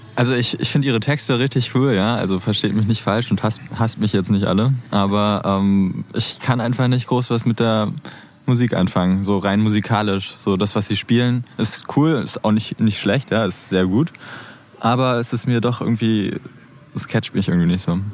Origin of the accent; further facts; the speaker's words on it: Berlin, Germany; also born or lived in Neukölln, Berlin; Geboren bin ich sogar auch hier in, in Neukölln, ne? aber aufgewachsen in, in Kreuzberg zusammen mit dem Sänger …